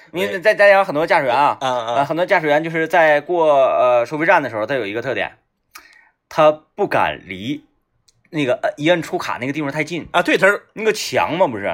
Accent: Baishan, Jilin, China; 我老家那边就是泉水特别多嘛， 嗯嗯 啊，弯沟 嗯 啊，是 嗯 那个白山那边

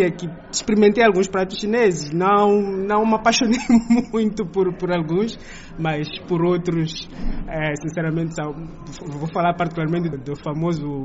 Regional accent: Mozambique

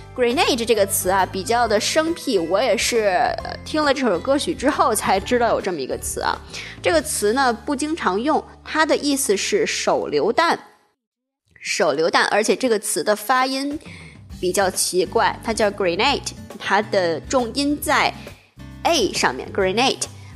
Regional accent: China; 我们中国人

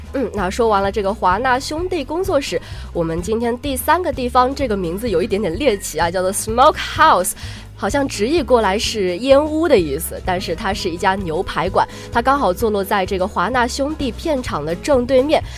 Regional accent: China; 毕竟我们是中国人

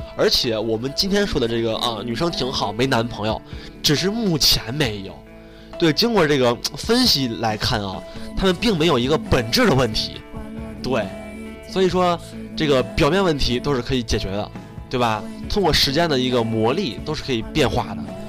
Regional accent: China; 我们中国人中庸

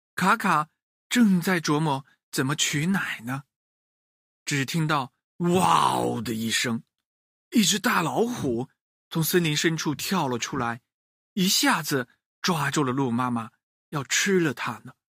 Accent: China; 孝顺一直是我们中国人的传统美德

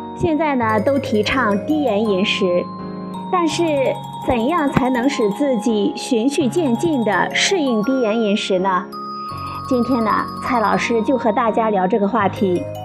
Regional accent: China; 我们中国人

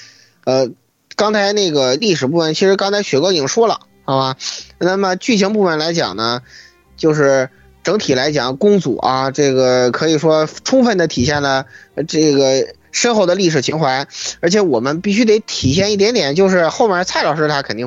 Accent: China; 我一个中国人招中国英灵有问题吗？

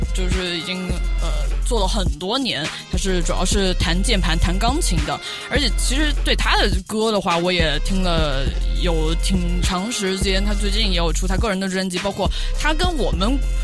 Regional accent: China; 中国人我们从小学习的就学很多传统的，也不是那种很糟粕的传统，还是古代的有一些智慧

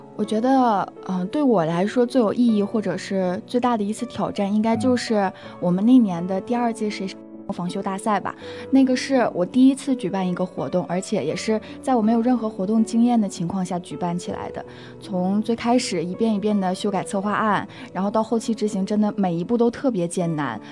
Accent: Liaoning, China; moved away as an adult; now in Harbin, China; 我是辽宁人，其实我家那边儿是有方言的

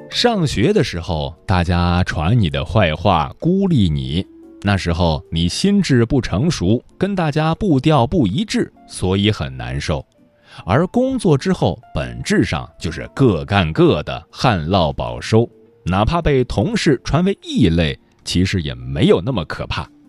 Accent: Jiangnan, China; 我江南人

